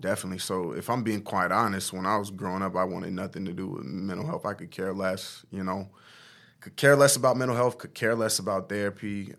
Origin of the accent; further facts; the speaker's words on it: Omaha, Nebraska, United States; also born or lived in Norfolk, Nebraska; I'm from Omaha, Nebraska, born and raised, lived there all of my life for the most part.